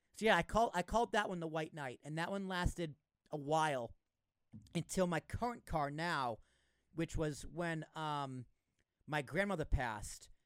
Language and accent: English; Massachusetts, United States; Massachusetts, where I was, where I'm from